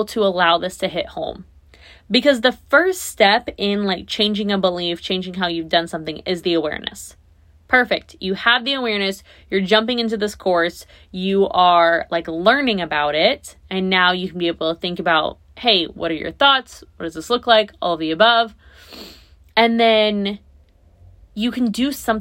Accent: Naples, Florida, United States; my hometown, where I live now

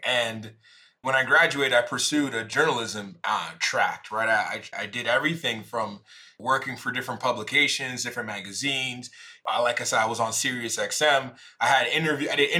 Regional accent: Jamaica; I'm Jamaican

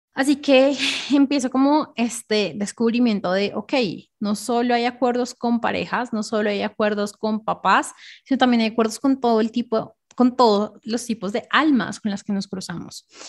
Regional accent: Bogotá, Colombia; yo nací en Bogotá, Colombia.

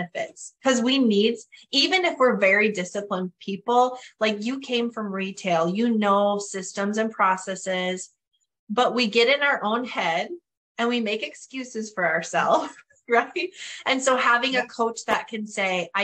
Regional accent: Northern Canada, Canada; accent: Northern Canadian; moved away; I will probably forever have my Northern Canadian accent

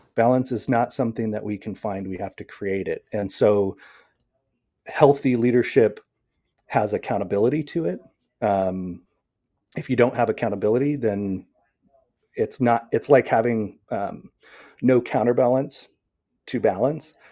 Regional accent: Seattle, Washington, United States; also born or lived in Puyallup; I come from the Pacific Northwest in the Seattle area

